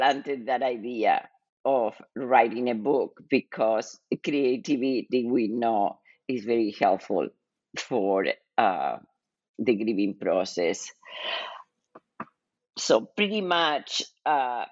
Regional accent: Buenos Aires, Argentina; moved away as an adult; also born or lived in Kansas City; now in United States; I was born and raised in Argentina

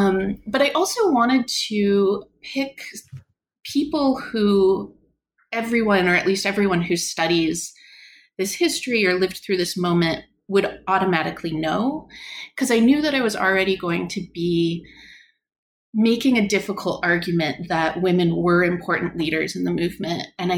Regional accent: Canada; So I am Canadian. I did my undergraduate degree in Canada

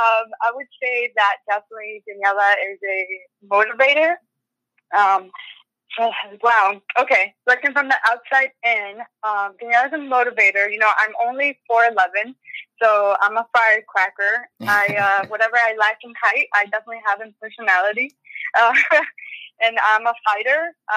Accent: Orlando, Florida, United States; also born or lived in Venezuela / Virginia; I was born in Venezuela. {S0} Oh, wow. {S1} And I moved to the United States when I was 9 years old. And we first lived in Virginia, but then when I was about a middle schooler, sixth grade, I moved to Orlando.

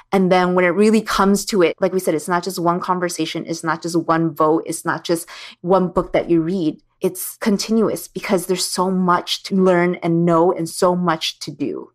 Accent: California, United States; growing up in Six Two Six

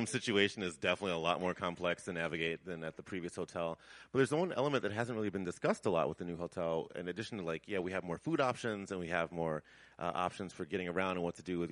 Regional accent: Chicago, Illinois, United States; moved away; I'm originally from Chicago

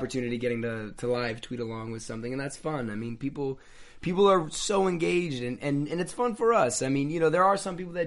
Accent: Woodstock, New York, United States; moved away; also born or lived in Manhattan, New York / Toronto / Los Angeles; I was born in Manhattan, and then I lived there until I was about 7 years old. Then we moved upstate to Woodstock, New York.

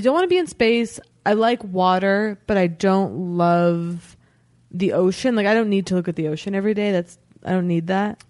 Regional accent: United States; that's my hometown.

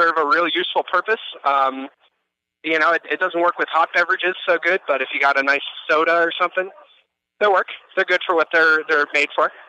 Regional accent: New Jersey, United States; now in Pueblo, United States; I am from New Jersey, right? And so now I live in Pueblo, Colorado

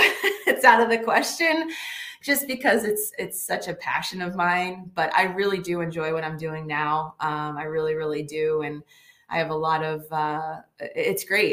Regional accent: Northeast, United States; also born or lived in Michigan; I'm from the Northeast

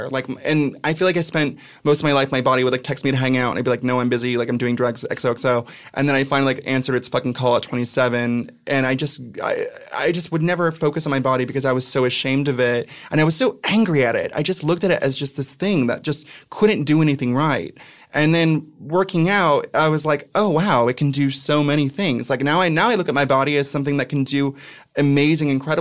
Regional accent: Ventura, California, United States; moved away as an adult; also born or lived in San Francisco; now in New York, United States; I'm from Ventura, which is like Laguna Beach, but with meth.

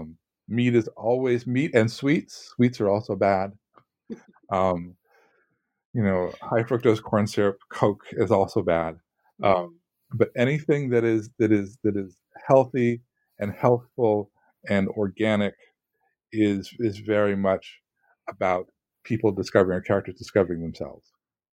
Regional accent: California, United States; because I'm from California and went to school in Southern California, it's very nostalgic.

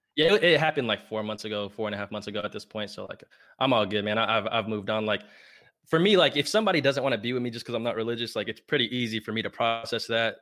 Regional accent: Plano, Texas, United States; also born or lived in Lubbock, Texas; I'm from Plano, Texas

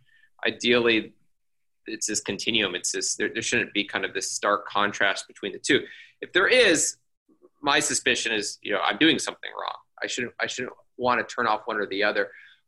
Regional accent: Austin, Texas, United States; So I'm from Austin, Texas. We've had massive growth over the last 15, 20 years. And I grew up here. So kind of got to see that change.

